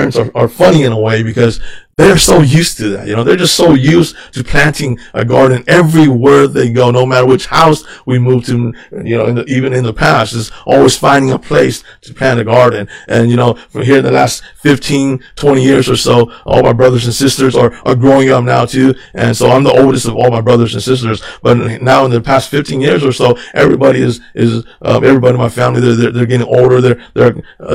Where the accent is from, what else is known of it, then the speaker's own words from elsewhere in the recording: United States; I grew up here in the United States